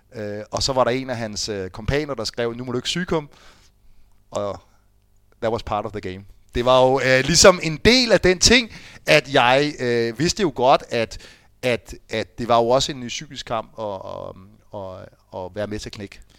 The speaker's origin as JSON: {"language": "Danish", "town": "Fredensborg", "region": "Capital Region of Denmark", "country": "Denmark"}